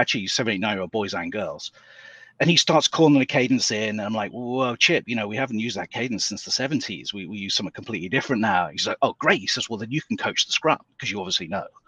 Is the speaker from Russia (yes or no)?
no; England, United Kingdom; moved away as an adult; now in United States; I'm I'm from England originally, though I've been in the States for a long, long time now, about 25